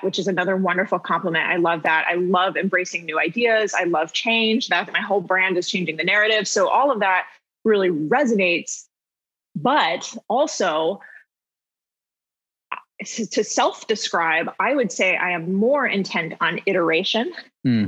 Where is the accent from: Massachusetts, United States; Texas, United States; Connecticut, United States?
Texas, United States; Houston; I grew up in Houston. I played in the Houston Youth Symphony